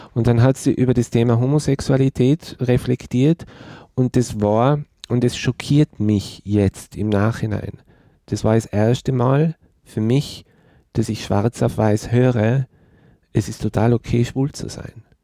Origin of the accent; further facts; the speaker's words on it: Tyrol, Austria; ich komme aus Tirol. Ich bin in den 70er Jahren geboren und meine Generation in Tirol als schwuler Mann aufzuwachsen